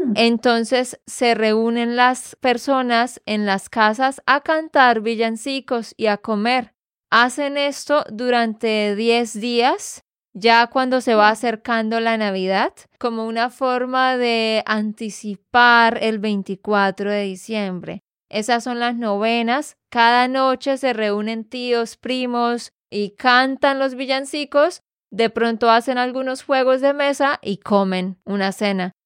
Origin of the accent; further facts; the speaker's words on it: Santander, Colombia; de Santander, Colombia